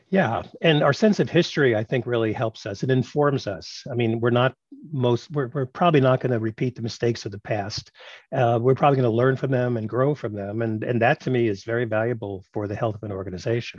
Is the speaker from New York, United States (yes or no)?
yes; New York City, New York, United States; I grew up in Brooklyn, New York